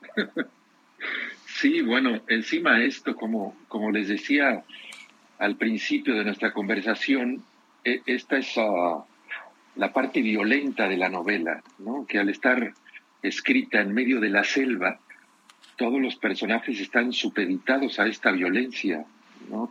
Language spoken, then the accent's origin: Spanish; Mexico; moved away as an adult; now in Europe; Yo desde hace muchos años vivo en Europa, yo nací y crecí en México